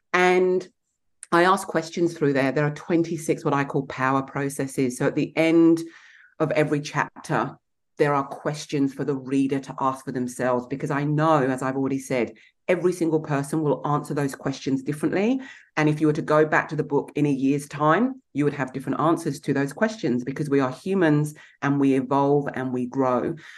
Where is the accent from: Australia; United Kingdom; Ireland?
United Kingdom; England; Then add being English.